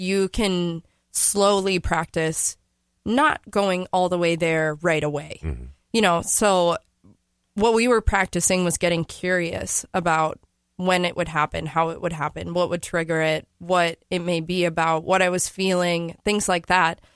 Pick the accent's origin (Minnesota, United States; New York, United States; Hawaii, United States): Minnesota, United States; St. Paul; I am from St. Paul.